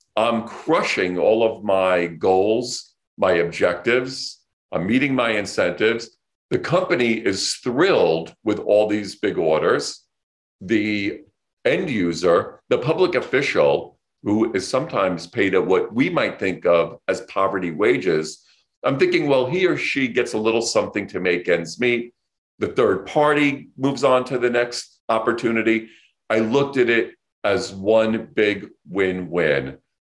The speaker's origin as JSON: {"language": "English", "town": "New York City", "region": "New York", "country": "United States", "tie": "born or raised there", "said": "I grew up here in New York City"}